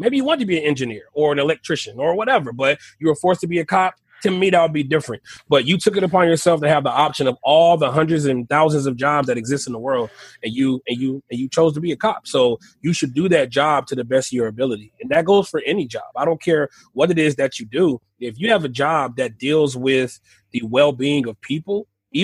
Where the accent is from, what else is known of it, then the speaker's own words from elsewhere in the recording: Texas, United States; I'm from Texas.